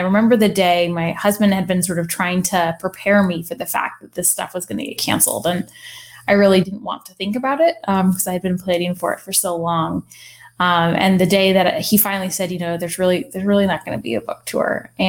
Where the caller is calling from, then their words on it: Virginia, United States; I'm calling from Central Virginia.